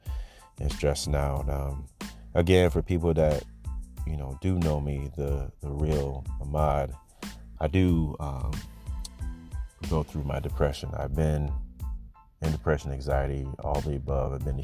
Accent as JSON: {"language": "English", "town": "Cedar Rapids", "region": "Iowa", "country": "United States", "tie": "born or raised there", "said": "growing up in Cedar"}